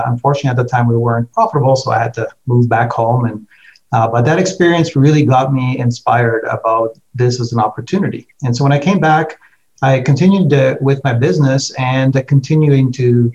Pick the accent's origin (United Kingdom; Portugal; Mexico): Portugal; now in Canada; I'm originally from Portugal. I was born there and migrated to Canada back in the day.